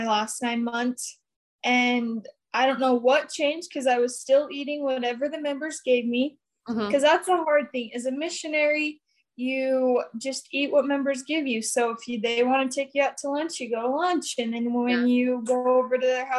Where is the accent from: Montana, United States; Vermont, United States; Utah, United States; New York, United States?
Utah, United States; Brigham City; I'm from Brigham City, Utah, born and raised